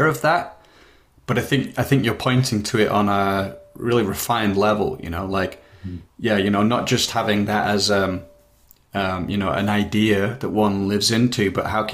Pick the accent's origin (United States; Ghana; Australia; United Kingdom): United Kingdom; now in Netherlands; I live in the Netherlands, but I was raised in Britain.